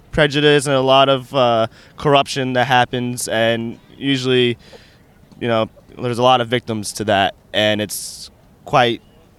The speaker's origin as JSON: {"language": "English", "region": "New York", "country": "United States", "said": "No, I'm from New York actually."}